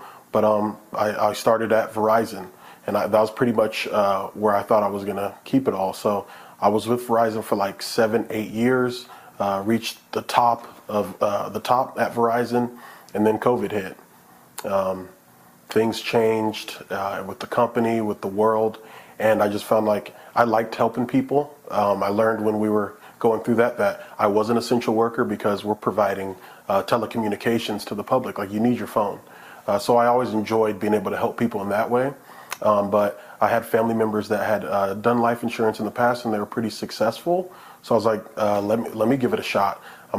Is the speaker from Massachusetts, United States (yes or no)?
no; Florida, United States; now in Colorado, United States; I'm from Florida, born to an immigrant. My dad's from Jamaica.